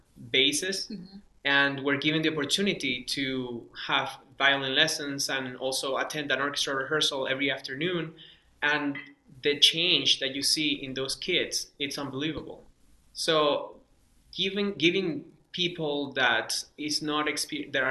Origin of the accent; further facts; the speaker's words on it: Caracas, Capital District, Venezuela; first language Spanish; English is a second language; moved away; I grew up in Venezuela, in Caracas, Venezuela